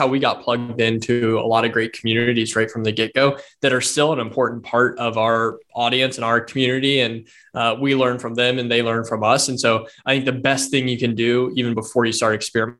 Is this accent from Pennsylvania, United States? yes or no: no; Indiana, United States; we're from the Hoosier State